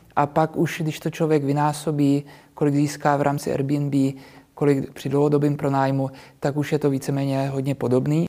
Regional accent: Prague, Czechia; Já narodil jsem se v Praze, většinu životu jsem, ta jsem tady byl, takže já jsem s tou Prahou úplně srostlý

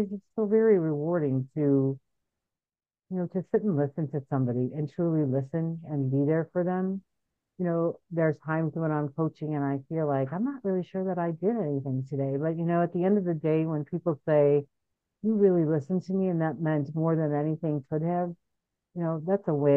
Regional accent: Chicago, Illinois, United States; also born or lived in Boston / California; I'm from Chicago, moved out to Boston to do all of that, came back to Chicago

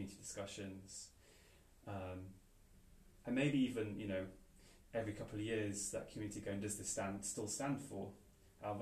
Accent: Wales, United Kingdom; growing up in Wales

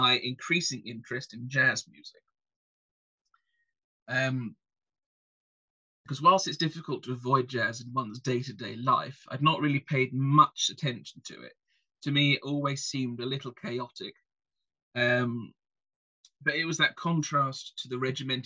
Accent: England, United Kingdom; I'm English

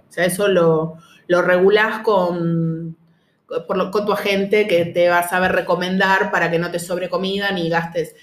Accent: Argentina; nosotros acá somos los tres argentinos

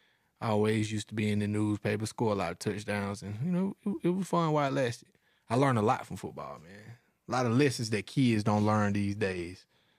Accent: Georgia, United States; to my city, man. Shout out to Morrow County. My high school was called Mary Persons High School. In my hometown, you know, population of 4,000, we only had one high school.

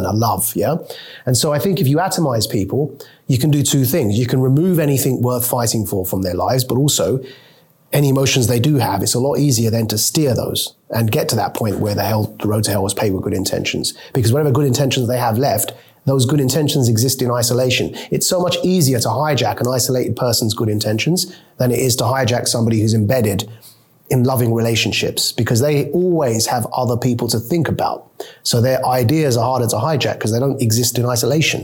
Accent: United Kingdom; also born or lived in Pakistan; I was born in Britain. My mom is a immigrant from Pakistan, and she, from the age of 0 to 3, took me to Pakistan

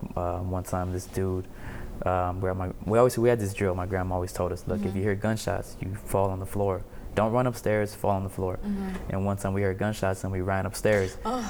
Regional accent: San Pedro, California, United States; I'm still in Pedro all the time. I'm always out here.

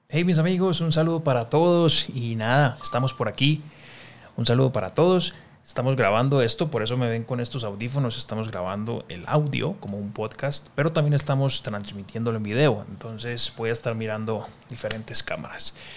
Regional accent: Colombia; yo soy colombiano

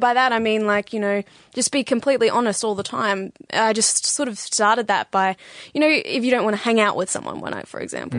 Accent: Bendigo, Victoria, Australia; moved away as an adult; now in St Kilda, Australia; I'm from originally I'm from Bendigo

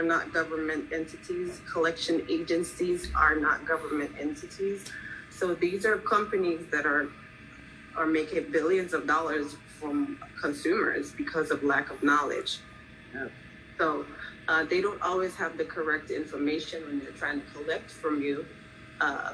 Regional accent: Jamaica; also born or lived in Philadelphia; now in Florida, United States; I'm actually from Jamaica

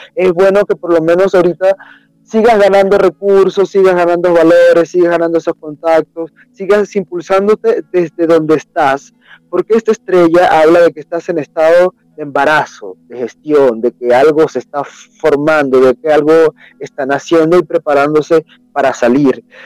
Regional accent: Venezuela; moved away as an adult; now in Peru; originalmente soy de Venezuela

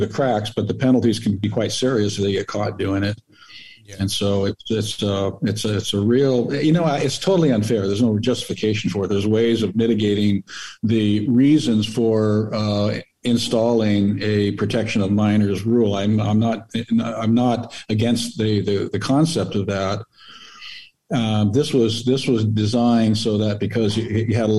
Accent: United States; being an American

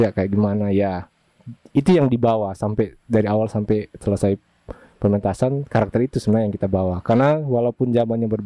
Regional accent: Bitung, North Sulawesi, Indonesia; di Bitung tapi kita merasa bahwa kita punya identitas Tensia itu seolah-olah hilang hanya gara-gara

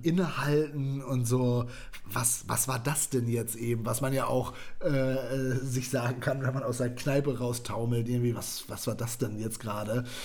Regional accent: West Germany, Germany; Ich bin Westdeutscher.

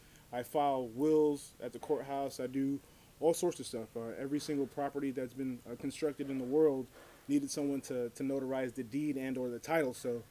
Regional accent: New York, United States; moved away; I'm originally from New York.

